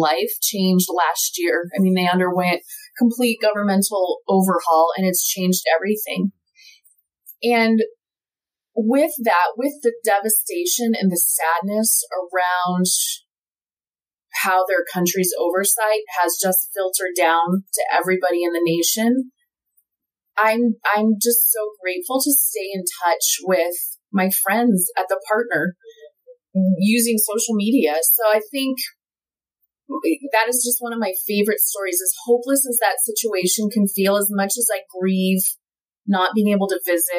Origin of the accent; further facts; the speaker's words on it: United States; I have a responsibility as an American